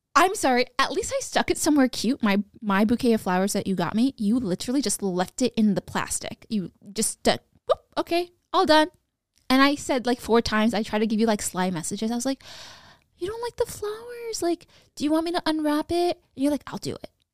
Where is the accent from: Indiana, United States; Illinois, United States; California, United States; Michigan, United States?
California, United States; Sacramento; I'm from Sacramento